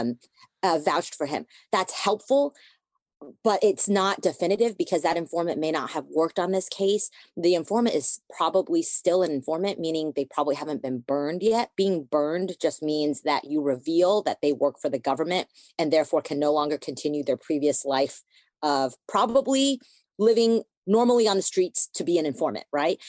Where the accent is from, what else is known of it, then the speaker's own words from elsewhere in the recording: United States; I was born in the United States